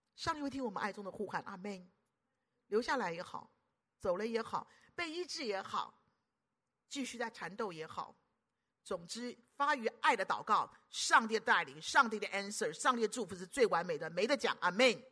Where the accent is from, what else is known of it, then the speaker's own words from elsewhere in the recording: Taiwan; 我是，我是台湾本土的